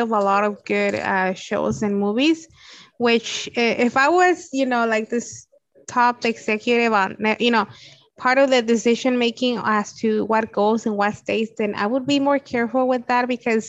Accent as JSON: {"language": "English", "town": "Los Angeles", "region": "California", "country": "United States", "said": "I'm from the Valley, so my closest Blockbuster was the one at the corner of Van Nuys Boulevard in Nordhoff"}